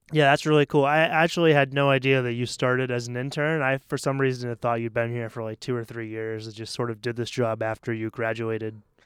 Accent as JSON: {"language": "English", "region": "Maine", "country": "United States", "tie": "born or raised there", "also_born_or_lived": "South Korea", "moved": "as an adult", "lives_now": "Taiwan", "said": "I'm from Maine, which is right on the Canadian border"}